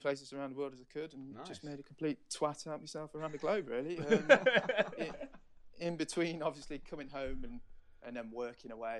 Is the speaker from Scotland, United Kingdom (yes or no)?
no; Nottingham, East Midlands, United Kingdom; So I'm from Nottingham.